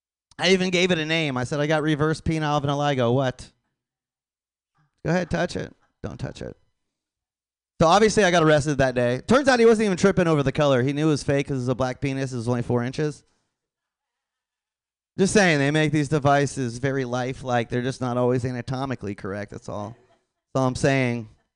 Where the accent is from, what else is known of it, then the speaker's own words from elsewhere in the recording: Florida, United States; I know, I'm from Florida. I know a ton of Dominicans.